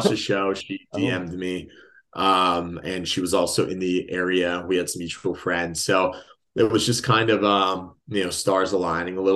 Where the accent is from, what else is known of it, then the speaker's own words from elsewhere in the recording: Walnut, California, United States; moved away as an adult; now in San Diego, United States; I'm from Los Angeles area. So, city of Walnuts, next to Diamond Bar. It's like a little suburb.